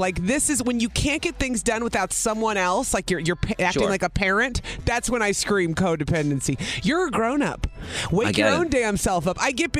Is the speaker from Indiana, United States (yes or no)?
no; Illinois, United States; I grew up in Illinois.